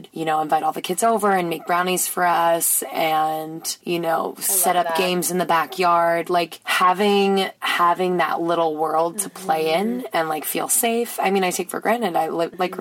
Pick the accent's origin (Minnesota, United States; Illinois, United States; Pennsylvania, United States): Pennsylvania, United States; Newtown; moved away; Newtown, Pennsylvania. It's a small town 30 minutes north of Philadelphia